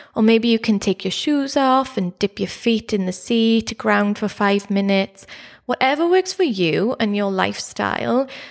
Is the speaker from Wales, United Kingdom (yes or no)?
yes; Neath, Wales, United Kingdom; growing up in South Wales, in Neath, near Swansea